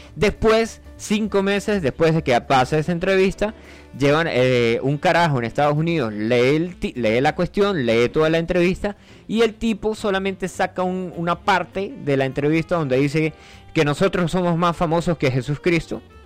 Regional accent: Santa Bárbara, Barinas, Venezuela; moved away; also born or lived in Colombia; yo trabajé en Santa Bárbara, viví en Santa Bárbara y de hecho yo nací allá en Santa Bárbara de Barinas

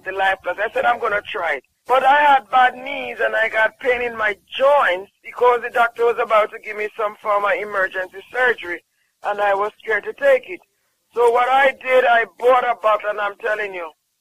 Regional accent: Jamaica

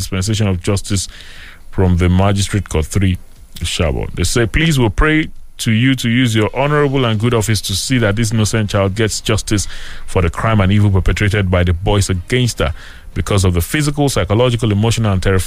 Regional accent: Nigeria; as a Nigerian

